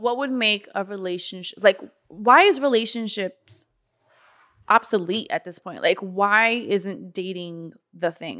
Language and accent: English; North Miami, Florida, United States; I grew up in North Miami.